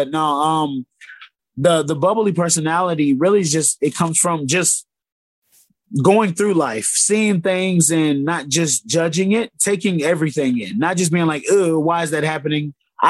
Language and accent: English; Georgia, United States; also born or lived in Spain / Colorado / Texas / Alabama; I'll claim Georgia is where I grew up. I was an Air Force brat, so born in Spain, actually. From Spain, about 4 or 5 years there. Went to Colorado, from Colorado to Texas to, I think, Alabama, and then to G